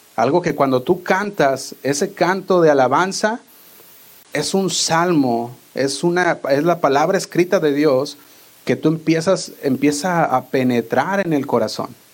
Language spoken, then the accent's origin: Spanish; Guadalajara, Jalisco, Mexico; accent: pocho; also born or lived in Fresno, California, United States; now in United States; Yo a veces hablo medio pocho y eso que no soy de aquí, soy de Guadalajara, pero crecí la mayor parte aquí en, podría decir, la mitad de mi vida